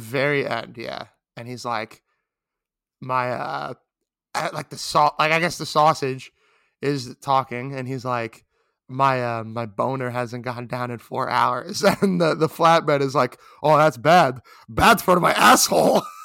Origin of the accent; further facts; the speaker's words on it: New York City, New York, United States; I'm a New Yorker